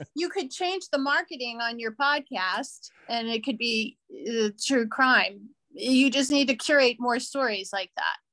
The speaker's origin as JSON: {"language": "English", "town": "New Orleans", "region": "Louisiana", "country": "United States", "tie": "born or raised there", "also_born_or_lived": "San Diego, California / Orange County, California", "moved": "as an adult", "lives_now": "Los Angeles, United States", "said": "I'm originally from New Orleans, Louisiana, and so that's where I grew up"}